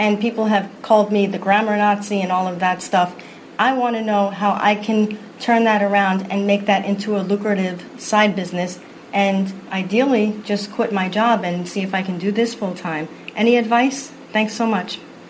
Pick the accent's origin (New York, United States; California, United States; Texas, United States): New York, United States; New York City; I was born and raised in the Bronx.